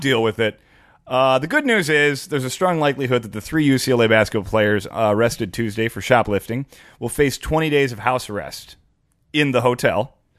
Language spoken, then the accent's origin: English; Midwest, United States; growing up in the Midwest